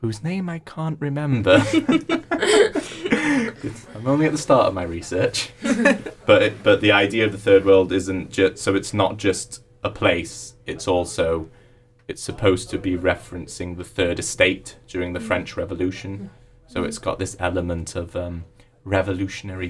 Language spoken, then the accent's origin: English; Cyprus; moved away as an adult; now in Manchester, United Kingdom; I'm originally from Cyprus, born and raised there. My dad is Cypriot and my mum's English.